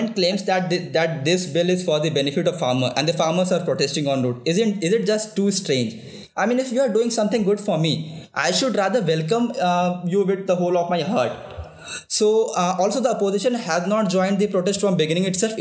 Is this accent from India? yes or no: yes; Bihar, India; I come from Bihar, and my ancestors have also